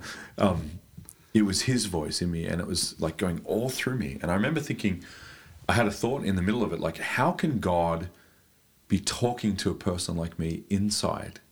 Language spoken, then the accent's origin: English; Australia; moved away as an adult; now in Germany; I came from Australia. I now live in Deutschland